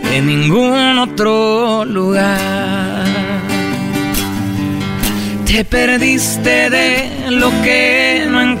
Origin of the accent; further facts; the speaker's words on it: Monterrey, Nuevo León, Mexico; Yo soy de Monterrey.